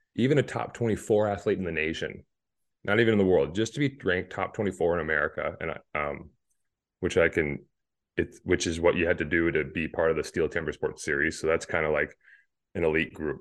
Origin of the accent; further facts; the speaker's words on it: Hayward, Wisconsin, United States; my hometown of Hayward